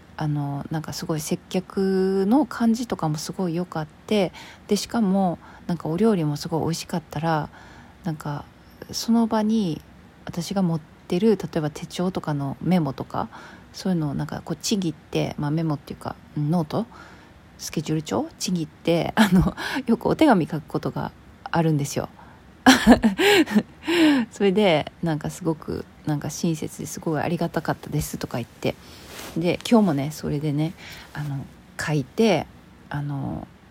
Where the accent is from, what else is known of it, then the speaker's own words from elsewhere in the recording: Kansai, Japan; 私ほら関西人なんで